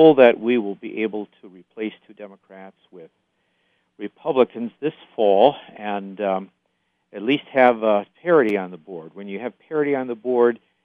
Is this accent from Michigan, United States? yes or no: yes; Highland Park, Michigan, United States; also born or lived in Taylor, Michigan / Fort Wayne, Indiana / Northwest Indiana; I grew up in Highland Park